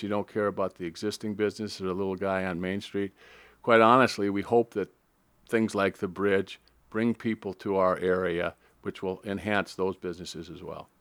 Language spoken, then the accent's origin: English; Minneapolis, Minnesota, United States; moved away as an adult; also born or lived in Lincoln, Nebraska / San Antonio, Texas / Saint Paul, Minnesota; grew up in Minneapolis, graduated from high school in nineteen seventy-four